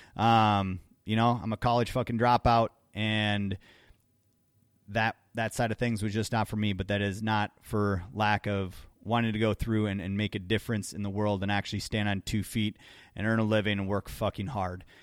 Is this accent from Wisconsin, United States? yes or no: yes; Wisconsin, United States; growing up in Wisconsin myself